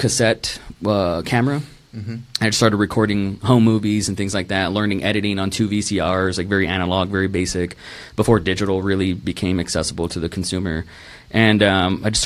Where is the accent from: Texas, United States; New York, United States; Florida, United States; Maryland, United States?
Texas, United States; Rio Grande Valley; moved away as an adult; also born or lived in Tulsa, Oklahoma / Dallas, Texas; now in Austin, United States; I was born in Tulsa, Oklahoma, moved to Dallas for about a year, then moved to the Rio Grande Valley, which was the asshole of Texas.